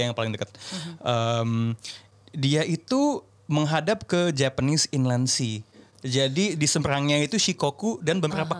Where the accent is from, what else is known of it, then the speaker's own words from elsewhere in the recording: Indonesia; saya dari Indonesia